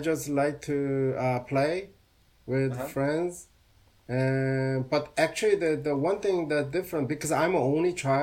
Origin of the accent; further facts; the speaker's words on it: Seoul, South Korea; now in United States; my hometown is Seoul